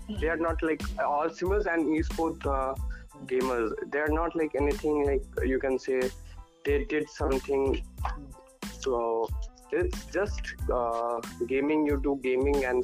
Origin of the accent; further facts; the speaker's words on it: Siliguri, West Bengal, India; also born or lived in Delhi; I'm from Minsuri, Siliguri